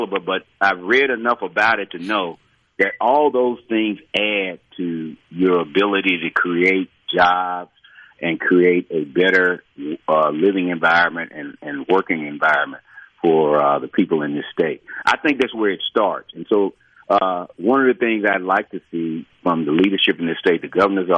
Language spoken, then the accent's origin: English; Natchez, Mississippi, United States; I grew up in Natchez, represent Natchez, grew up there, I've been there all my life.